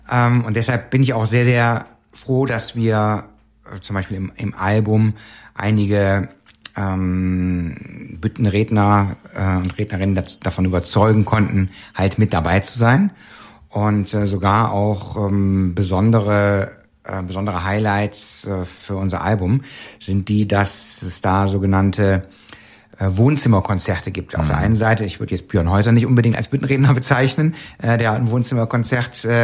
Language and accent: German; Cologne, North Rhine-Westphalia, Germany; born there; ähm, ich bin zwar in Köln geboren, aber ähm, mein Kölsch selber ist jetzt nicht das Perfekte.